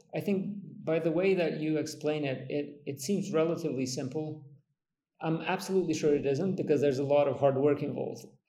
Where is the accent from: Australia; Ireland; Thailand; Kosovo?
Kosovo; I come from Kosovo